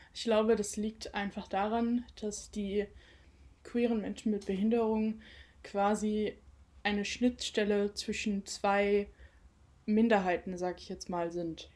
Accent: Cologne, North Rhine-Westphalia, Germany; moved away as an adult; now in Mainz, Germany; ich bin gebürtige Kölnerin.

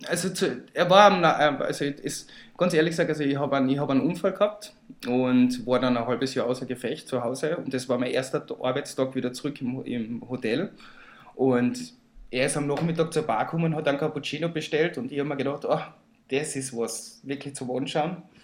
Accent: Villach, Carinthia, Austria; Und außerdem komme ich auch aus Villach

